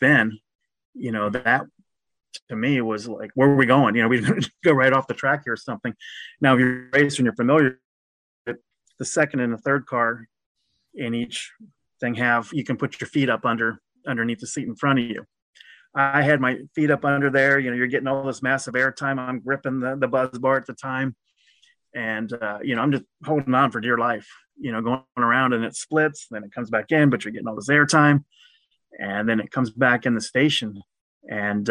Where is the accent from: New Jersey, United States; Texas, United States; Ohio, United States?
Ohio, United States; Cincinnati; also born or lived in Louisville, Kentucky / Greensboro, North Carolina / Albany, New York; I grew up in Anderson Township, which is near where Coney Island is